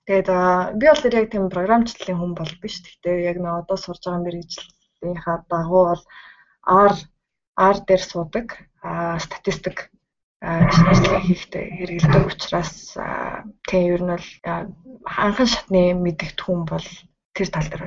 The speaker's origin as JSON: {"language": "Mongolian", "country": "Mongolia", "moved": "as an adult", "lives_now": "Sendai, Japan"}